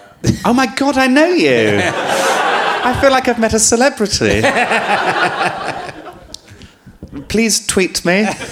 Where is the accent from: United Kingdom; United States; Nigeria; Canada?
United Kingdom; Birmingham, West Midlands; because I'm from Birmingham, but I have no accent or any evidence that I'm from there, but I am from there and I do love it.